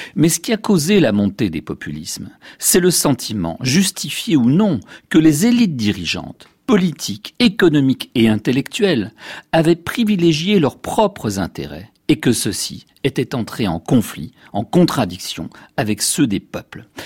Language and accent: French; France; Chez nous, en France